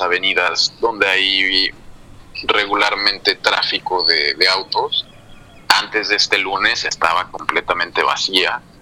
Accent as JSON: {"language": "Spanish", "country": "Mexico", "moved": "as an adult", "lives_now": "Madrid, Spain", "said": "yo ahora estoy viviendo eh, en Madrid, como mencionaba yo, yo soy de México"}